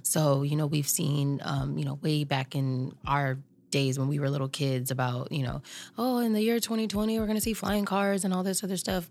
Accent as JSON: {"language": "English", "town": "Long Beach", "region": "California", "country": "United States", "tie": "born or raised there", "said": "I grew up in Long Beach, California"}